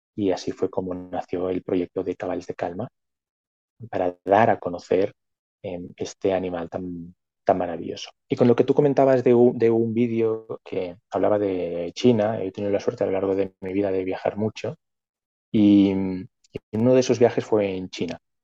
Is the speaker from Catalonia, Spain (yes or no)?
yes; Barcelona, Catalonia, Spain; nací en Barcelona, en la zona capital, siempre estuve viviendo en la ciudad